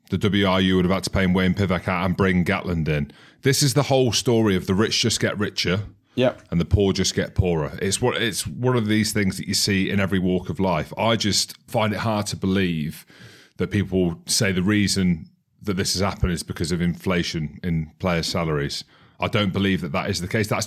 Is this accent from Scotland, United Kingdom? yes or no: yes; Scotland, United Kingdom; I'm Scottish anyway.